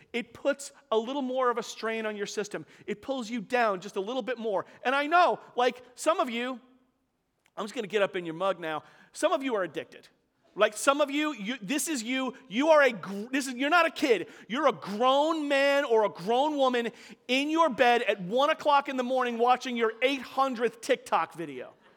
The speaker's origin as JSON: {"language": "English", "town": "New York City", "region": "New York", "country": "United States", "tie": "born or raised there", "said": "I grew up in Staten Island with a nice, lovely little, you know, working class, like, middle class house"}